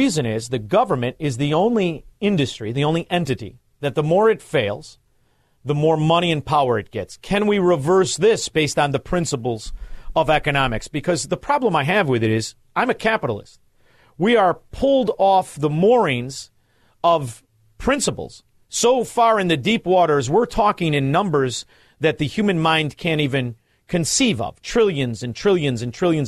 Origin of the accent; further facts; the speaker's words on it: Chicago, Illinois, United States; I'm from Chicago